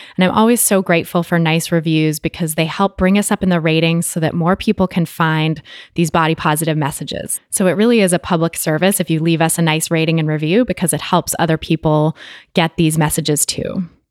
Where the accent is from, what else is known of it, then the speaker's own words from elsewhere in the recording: Bay Area, California, United States; my hometown of the Bay Area, California